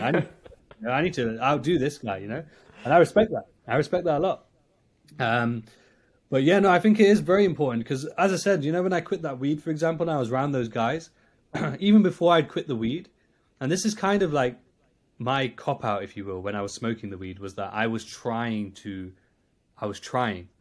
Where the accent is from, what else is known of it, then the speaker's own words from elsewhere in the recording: Nottingham, East Midlands, United Kingdom; I'm from Nottingham in, in the U K